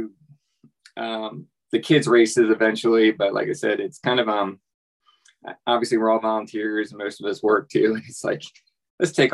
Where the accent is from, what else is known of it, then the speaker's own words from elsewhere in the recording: Delaware, United States; also born or lived in Eastern Shore; now in North Carolina, United States; I'm originally from Delaware. Spent a lot of my life on the Eastern Shore.